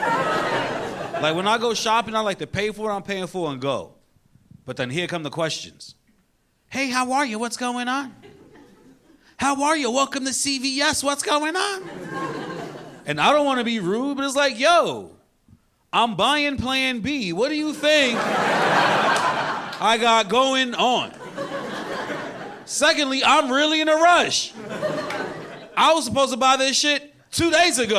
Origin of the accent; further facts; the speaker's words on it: New York, United States; I'm a New Yorker.